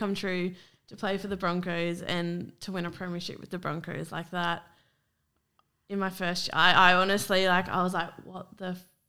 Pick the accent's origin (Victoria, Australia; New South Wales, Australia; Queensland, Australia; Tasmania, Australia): Queensland, Australia; Gold Coast; they're my hometown. Like, to be able to run out representing your hometown, like, it's unreal.